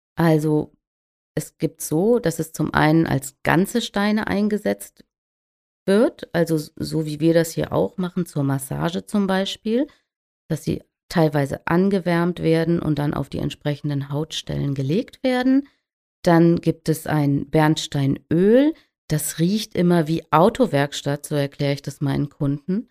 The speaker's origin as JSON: {"language": "German", "area": "the North", "region": "Northern Germany", "country": "Germany", "said": "hier oben bei uns im Norden"}